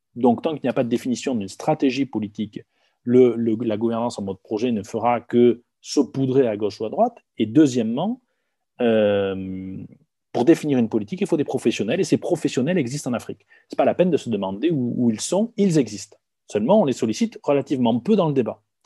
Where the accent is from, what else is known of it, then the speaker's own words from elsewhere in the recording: Hautes-Pyrénées, Occitania, France; je viens des Hautes-Pyrénées